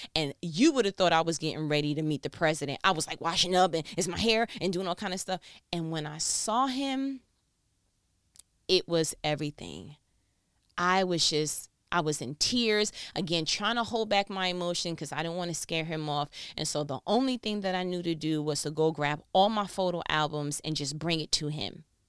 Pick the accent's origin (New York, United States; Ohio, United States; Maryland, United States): New York, United States; I'm from New York